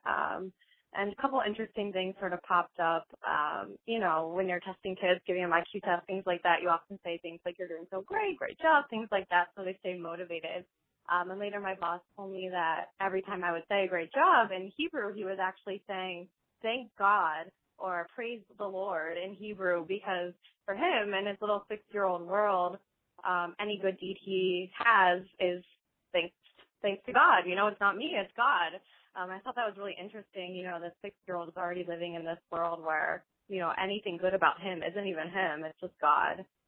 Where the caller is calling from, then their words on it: Chicago, Illinois, United States; I'm calling from Chicago